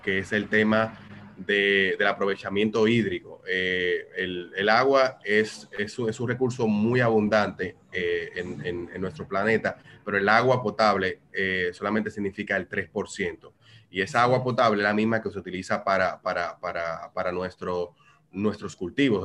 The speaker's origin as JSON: {"language": "Spanish", "country": "Dominican Republic", "said": "como dominicanos"}